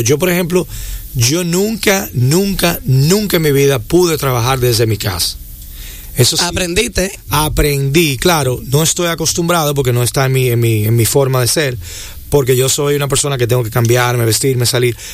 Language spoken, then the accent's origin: Spanish; Dominican Republic; lo que somos los dominicanos como sociedad